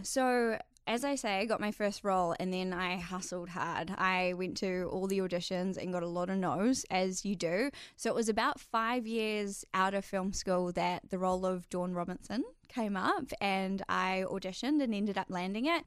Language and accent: English; Whangamata, Waikato, New Zealand; moved away as an adult; I actually grew up in a little coastal town on the Coromandel called Whangamata.